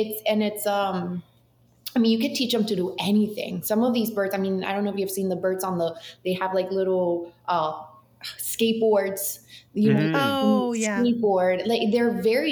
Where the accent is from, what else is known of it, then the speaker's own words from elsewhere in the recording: Boca Raton, Florida, United States; also born or lived in Mexico City, Mexico; now in Miami, United States; I'm from Mexico City originally, so I am like, I'm Latina, but I've been in South Florida since I was 9 years old, and I moved straight. We lived in Boca